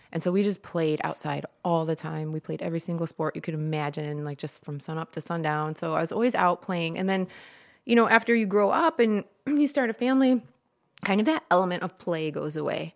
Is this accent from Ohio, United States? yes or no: yes; Toledo, Ohio, United States; moved away as an adult; also born or lived in Florida / Rossford, Ohio / Swanton, Ohio; now in Perrysburg, United States; I grew up in Toledo, and then from there, I moved around a bunch, just going to different schools, colleges.